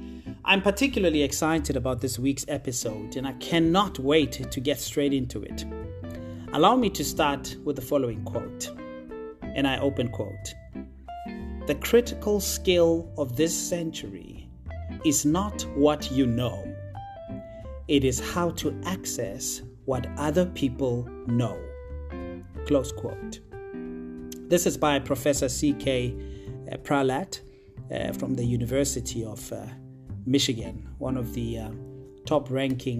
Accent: Potchefstroom, North West, South Africa; I was born and bred in a small town in the northwest province of South Africa called Potchefstroom, more specifically in a township called Ikageng

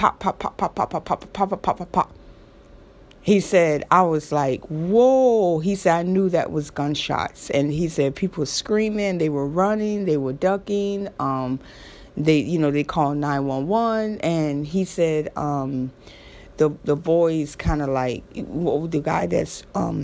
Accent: Florida, United States; I'm from Florida

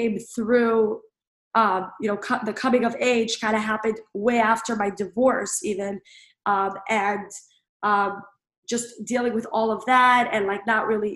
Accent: New York City, New York, United States; I grew up in Brooklyn, New York

